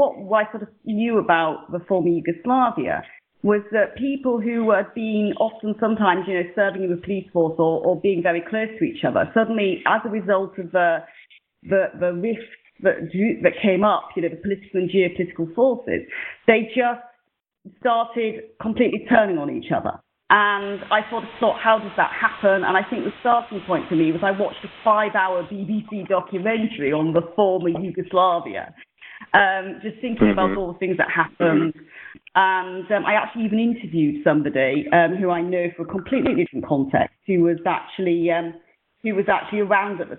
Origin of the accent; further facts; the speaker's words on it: United Kingdom; also born or lived in South London; And I'm British, and I live in the south of London